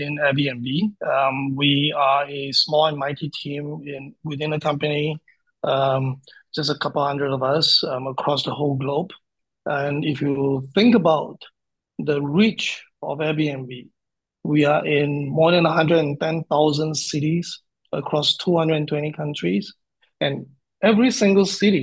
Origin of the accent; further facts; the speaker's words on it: Singapore; also born or lived in Fukuoka, Japan; Born and bred in Singapore